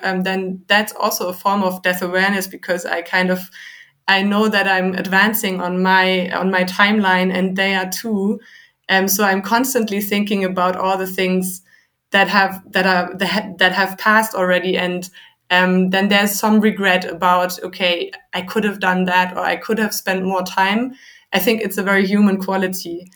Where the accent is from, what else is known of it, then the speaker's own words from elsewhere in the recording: Germany; I'm from Germany